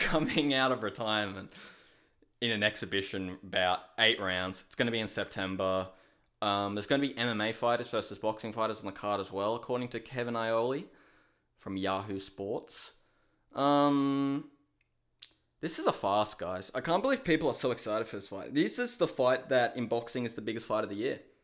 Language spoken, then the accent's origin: English; Australia; I'm Australian